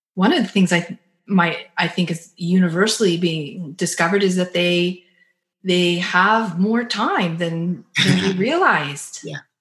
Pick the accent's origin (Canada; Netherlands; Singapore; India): Canada; as the Canadian in the conversation